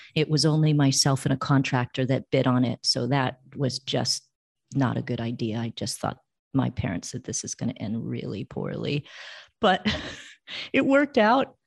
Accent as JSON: {"language": "English", "area": "Bay Area", "region": "California", "country": "United States", "moved": "as an adult", "lives_now": "Costa Rica", "said": "I'm from the Bay Area"}